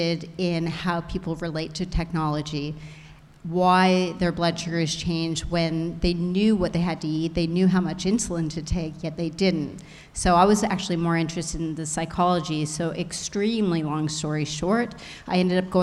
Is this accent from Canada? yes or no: yes; Canada; I'm a Canuck. Proud of it